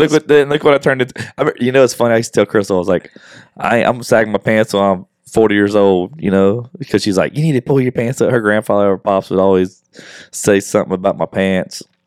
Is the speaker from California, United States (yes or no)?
no; Westlake, Louisiana, United States; moved away as an adult; now in Houston, United States; my hometown in Westlake